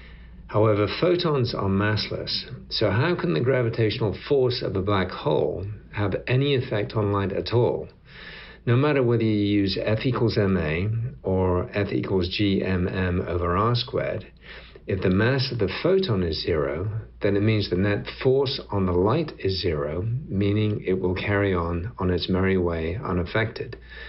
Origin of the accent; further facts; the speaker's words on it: Yorkshire and the Humber, United Kingdom; now in Fort Worth, United States; I live in Fort Worth, Texas, but I'm originally from Yorkshire in England.